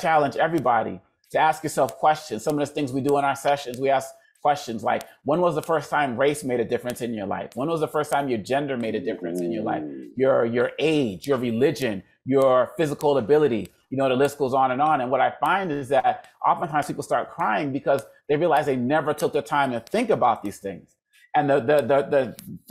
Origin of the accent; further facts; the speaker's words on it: Boston, Massachusetts, United States; my parents are Congolese, but I was born in Boston, Massachusetts. And growing up in the 70s